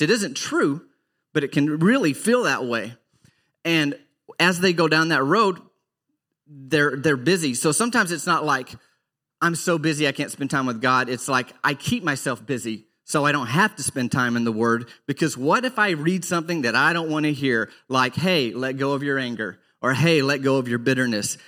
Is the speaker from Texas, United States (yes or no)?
no; Arkansas, United States; I grew up in Arkansas